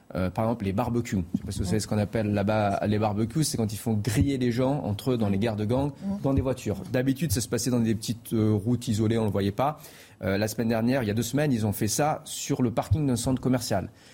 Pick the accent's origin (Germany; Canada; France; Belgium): France; Marseille, Provence-Alpes-Côte d'Azur; moved away; j'ai grandi à Marseille, et donc je suis originaire de Marseille